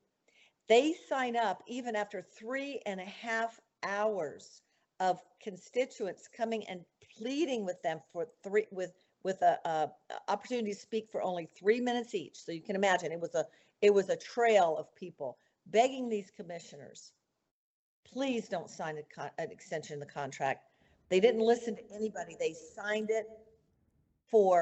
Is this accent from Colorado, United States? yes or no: yes; Mesa County, Colorado, United States; born or raised there